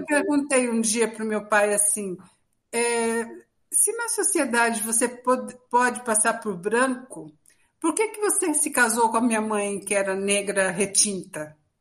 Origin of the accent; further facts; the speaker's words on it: Brazil; todos nós somos é, brasileiros